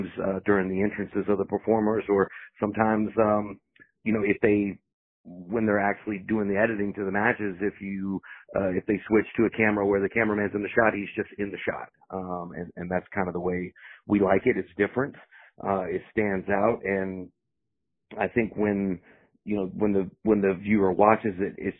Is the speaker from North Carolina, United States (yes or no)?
yes; Fayetteville, North Carolina, United States; I come from North Carolina, the Fayetteville area